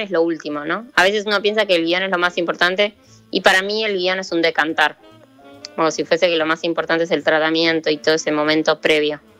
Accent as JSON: {"language": "Spanish", "town": "Chilecito", "region": "La Rioja", "country": "Argentina", "moved": "yes", "lives_now": "Buenos Aires, Argentina", "said": "soy de La Rioja, de Chilecito"}